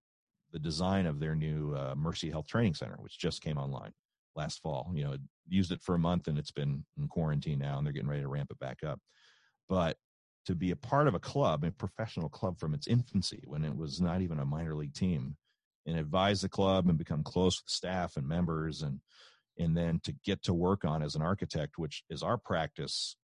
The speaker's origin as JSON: {"language": "English", "area": "Morrow County", "region": "Ohio", "country": "United States", "tie": "born or raised there", "also_born_or_lived": "Muncie, Indiana / Cincinnati, Ohio", "said": "we were hired to design the new high school for my hometown. Mm-hmm. And it's a very traditional Morrow County, Ohio. It's halfway between Columbus and Mansfield, up your neck of the woods. Mm-hmm. A very traditional, very conservative place. You know, I grew up there."}